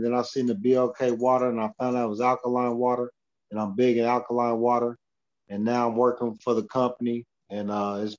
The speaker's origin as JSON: {"language": "English", "town": "Olathe", "region": "Kansas", "country": "United States", "tie": "born or raised there", "moved": "yes", "lives_now": "Edmonton, Canada", "said": "back in my hometown, Olathe, Kansas, north side"}